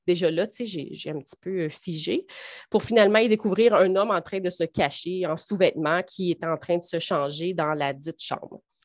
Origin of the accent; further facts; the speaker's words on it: Baie-Comeau, Quebec, Canada; moved away as an adult; also born or lived in Saguenay; ça sonne Saguenay, mais je suis native de la Côte-Nord.